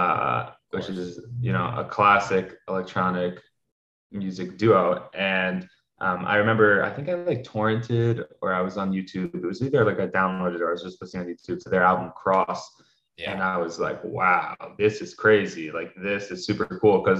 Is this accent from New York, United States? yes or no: yes; New York City, New York, United States; So I was born and raised in New York, New York City. So I grew up in Manhattan, on the Upper West Side of Manhattan